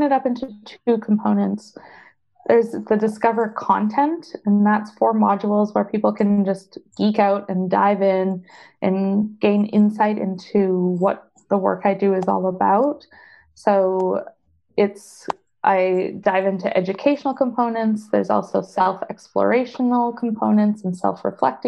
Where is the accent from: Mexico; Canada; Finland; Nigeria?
Canada; I am Canadian and I do everything in Canadian dollars